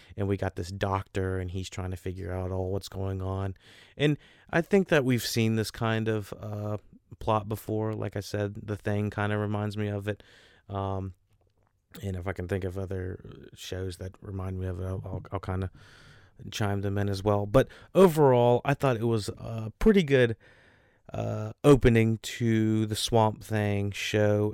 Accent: North Carolina, United States; North Carolina, my home state.

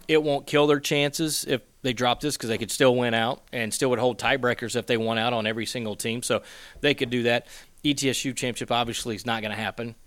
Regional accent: Western North Carolina, United States; I grew up in Western North Carolina, junior high, high school

